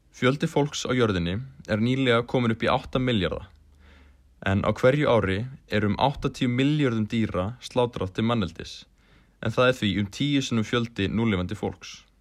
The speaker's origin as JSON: {"language": "Icelandic", "country": "Iceland", "said": "Við sem Íslendingar"}